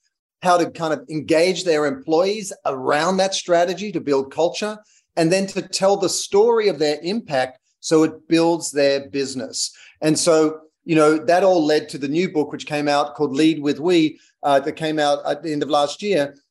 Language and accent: English; Australia; moved away as an adult; also born or lived in London / United States; I'm Australian, as you can hear